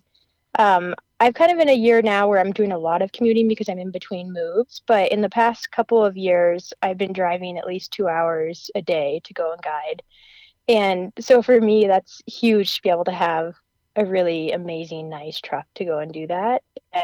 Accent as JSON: {"language": "English", "region": "Colorado", "country": "United States", "tie": "born or raised there", "also_born_or_lived": "New Mexico", "said": "when I moved back to my home state of Colorado"}